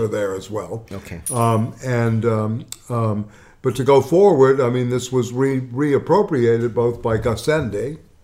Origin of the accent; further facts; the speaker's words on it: the South, United States; When I was growing up in the South